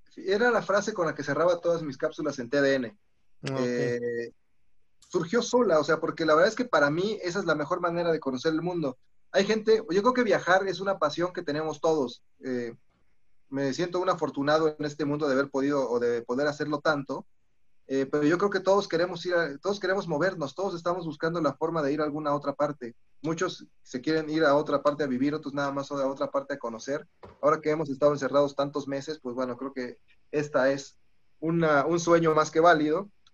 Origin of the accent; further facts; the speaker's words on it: Celaya, Guanajuato, Mexico; yo nací en Celaya, entonces también tengo como corazón celayense